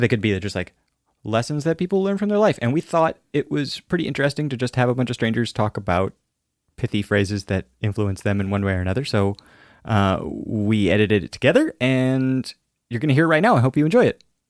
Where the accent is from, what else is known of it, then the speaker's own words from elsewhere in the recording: Alaska, United States; I'm from Alaska, and, uh, we're very close to Russia